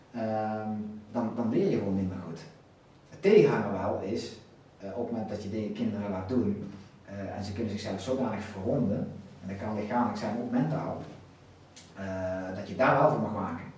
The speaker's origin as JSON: {"language": "Dutch", "country": "Netherlands", "said": "wij als Nederlanders"}